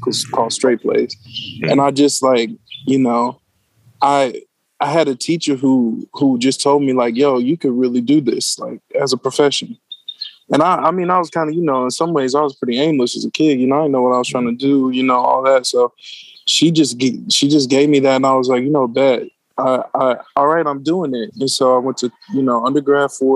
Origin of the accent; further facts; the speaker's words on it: Hattiesburg, Mississippi, United States; now in Baltimore, United States; I'm from Mississippi, yo. So I went to Hattiesburg High School. Shout out to my hometown, Hattiesburg